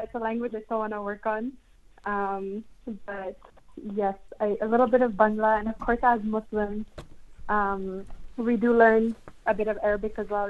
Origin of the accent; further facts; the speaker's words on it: Saskatoon, Saskatchewan, Canada; moved away as an adult; now in Paraguay; My parents kind of pushed me to go into French immersion when I was a kid. In my city in Saskatoon, they had late immersion programs.